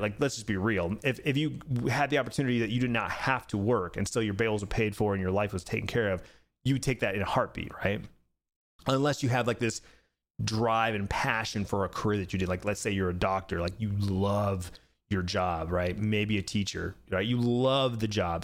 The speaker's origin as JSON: {"language": "English", "region": "Arizona", "country": "United States", "tie": "born or raised there", "said": "Born and raised in Arizona, been living here for forty years"}